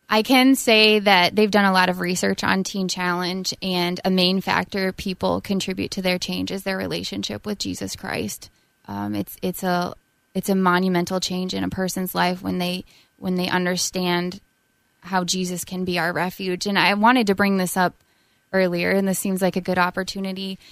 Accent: South Dakota, United States; moved away as an adult; also born or lived in Illinois; now in Minnesota, United States; I'm from South Dakota

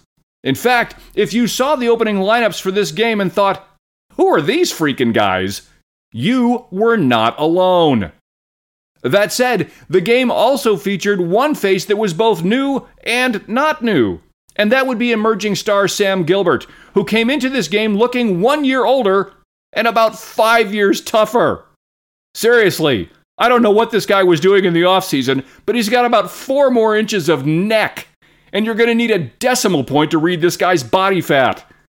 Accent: Dunedin, Otago, New Zealand; Forsyth Barr Stadium in Dunedin, where my hometown Highlanders opened their 2024 campaign against Moana Pacifica.

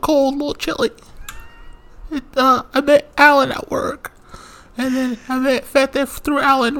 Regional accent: Turlock, California, United States; I'm from Turlock.

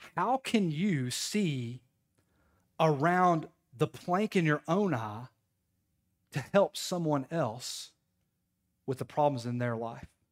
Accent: Knoxville, Tennessee, United States; moved away as an adult; now in Crossville, United States; I'm from Knoxville

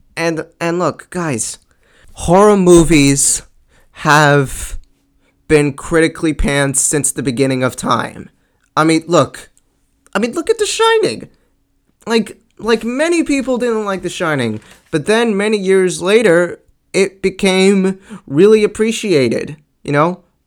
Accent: Long Island, New York, United States; I'm from Long Island, and and and I live a few towns like after Bethpage

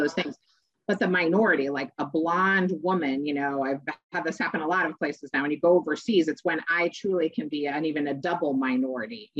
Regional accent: Chicago, Illinois, United States; I was born in Chicago

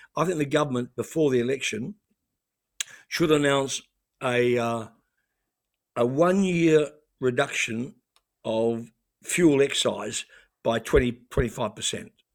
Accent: New Zealand; moved away as an adult; now in Australia; I grew up in New Zealand

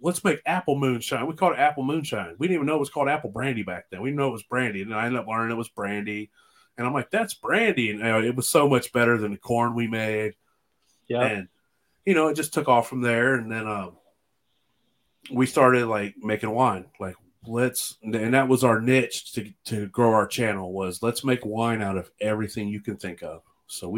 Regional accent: Southwest Ohio, United States; I'm from Southwest Ohio

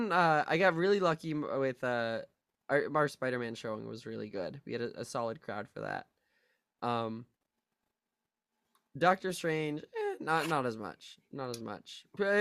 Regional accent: New York City, New York, United States; Hey, I'm a New Yorker. My mama always said, New York is the best city on earth.

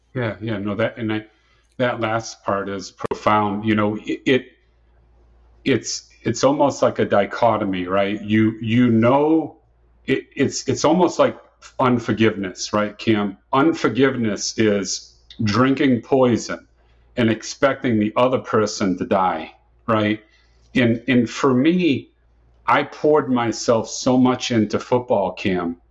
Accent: Dartmouth, Massachusetts, United States; moved away as an adult; now in Tampa, United States; I was born and raised in Dartmouth, Massachusetts, and I spent the first 26 years of my life there in Dartmouth, Massachusetts.

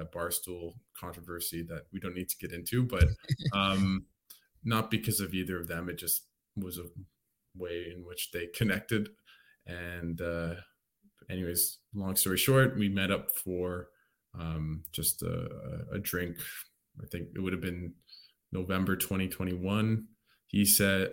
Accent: Canada; when I came back to Canada when I was 6

